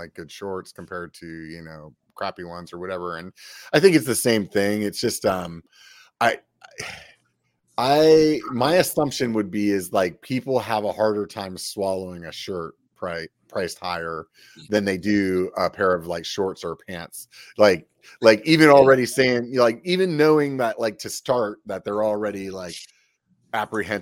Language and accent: English; Pennsylvania, United States; now in Northern California, United States; I'm from Pennsylvania